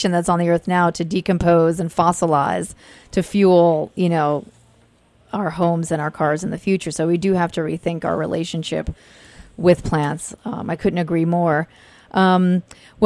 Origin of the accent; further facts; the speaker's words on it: Italy; moved away; I was born in Italy, and I come from many, many generations of farmers